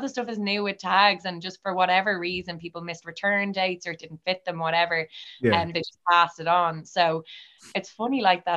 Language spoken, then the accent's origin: English; Bray, Leinster, Ireland; I'm from Bray